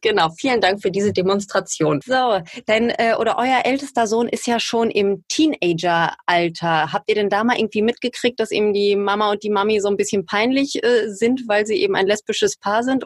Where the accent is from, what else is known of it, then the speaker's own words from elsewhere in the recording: Duisburg, North Rhine-Westphalia, Germany; gebürtige Duisburgerin, so wie ich